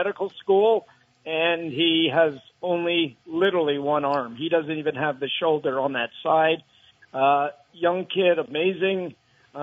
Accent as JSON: {"language": "English", "town": "Burlington", "region": "Vermont", "country": "United States", "tie": "born or raised there", "said": "Growing up in Burlington, Vermont, you know, just in a middle-class family"}